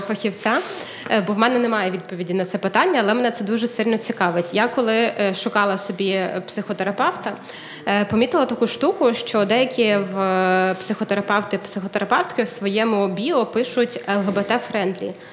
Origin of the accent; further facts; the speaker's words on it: Kyiv, Ukraine; moved away as an adult; also born or lived in Ternopil; Я народилася в Києві, але ми з чоловіком виїхали в Тернопіль